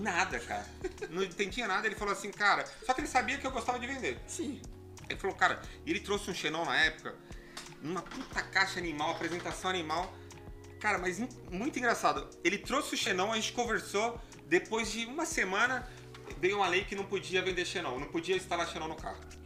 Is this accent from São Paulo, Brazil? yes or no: yes; São Paulo, Brazil; eu vim da periferia de São Paulo, né? Da região do Butantã ali